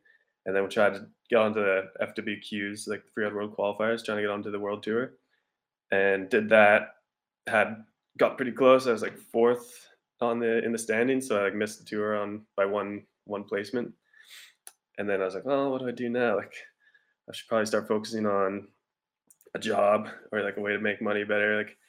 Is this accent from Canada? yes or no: yes; Nelson, British Columbia, Canada; I'm from Nelson, BC. Been living there my whole life.